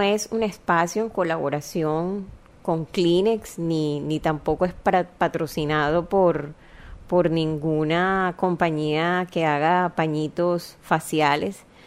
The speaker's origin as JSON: {"language": "Spanish", "town": "Barranquilla", "region": "Atlántico", "country": "Colombia", "tie": "born or raised there", "accent": "costeñol", "said": "yo nací en Barranquilla, una ciudad"}